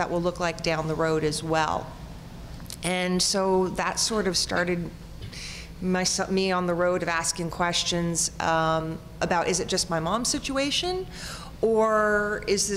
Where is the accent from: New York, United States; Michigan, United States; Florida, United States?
Florida, United States; South; now in Ontario, Canada; I, like you all, reside here in Ontario, but I was raised in South Florida